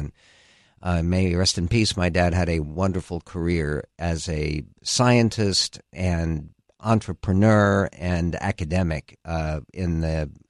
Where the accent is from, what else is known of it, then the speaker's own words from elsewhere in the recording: Philadelphia, Pennsylvania, United States; born there; Well, I was born in Philadelphia, and my mom was an immigrant, actually.